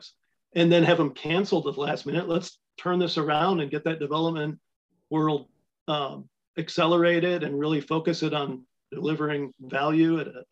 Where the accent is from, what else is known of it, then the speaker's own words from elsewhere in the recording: Ironwood, Michigan, United States; my hometown of Ironwood